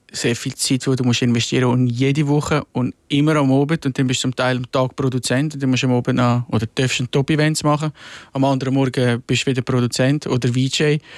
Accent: Switzerland; now in Rapperswil, Switzerland; weil ich bin im Milz aufgewachsen und dann ist das Fernsehen und Medien ist weiter weg.

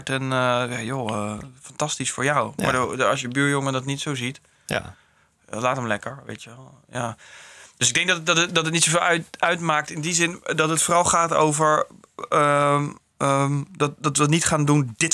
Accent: Netherlands; Ik ben een Nederlander en ik ben way anders dan een Duitser.

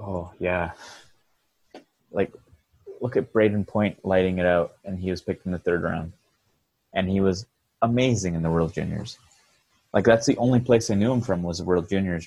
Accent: Sherbrooke, Quebec, Canada; moved away; part of my upbringing was in Sherbrooke, Quebec, and that's where I started playing hockey

